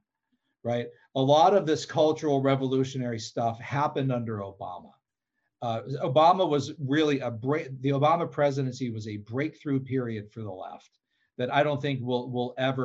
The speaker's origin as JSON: {"language": "English", "region": "Pennsylvania", "country": "United States", "said": "my home state of Pennsylvania"}